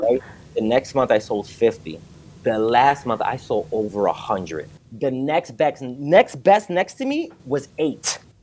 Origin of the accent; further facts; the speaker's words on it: New York City, New York, United States; moved away as an adult; also born or lived in Dominican Republic / Aurora, Illinois; I grew up like in New York City